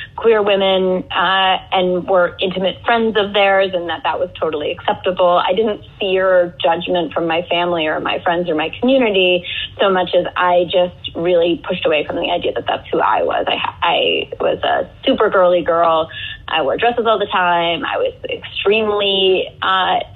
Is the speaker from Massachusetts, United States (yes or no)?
yes; Northampton, Massachusetts, United States; moved away as an adult; also born or lived in Atlanta; I grew up in Northampton, Massachusetts